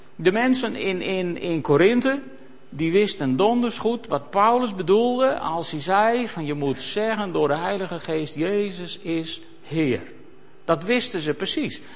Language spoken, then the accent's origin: Dutch; Netherlands; wij dan als Nederlanders